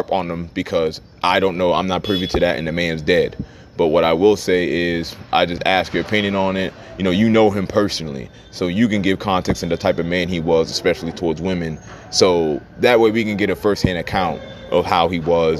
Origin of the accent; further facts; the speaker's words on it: Charlotte, North Carolina, United States; also born or lived in Baltimore; I grew up in Charlotte, but I'm a Baltimore nigga in my heart.